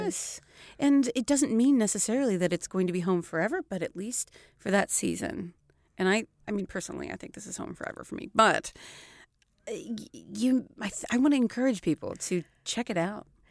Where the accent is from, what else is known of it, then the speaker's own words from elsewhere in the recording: Seattle, Washington, United States; moved away as an adult; also born or lived in Florida; now in Stockholm, Sweden; I'm from Seattle